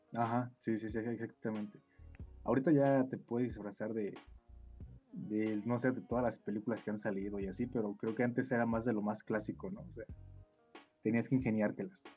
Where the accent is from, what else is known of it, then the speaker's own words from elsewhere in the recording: northern Mexico, Mexico; yo personalmente pues crecí en el norte del país